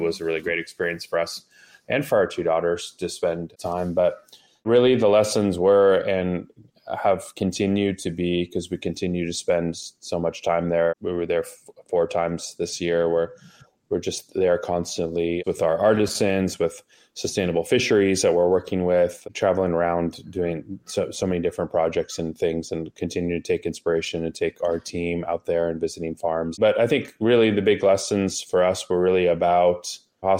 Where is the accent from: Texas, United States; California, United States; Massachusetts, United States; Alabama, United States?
California, United States; Los Angeles; moved away as an adult; also born or lived in Japan; now in Healdsburg, United States; we grew up in Southern California, Los Angeles area together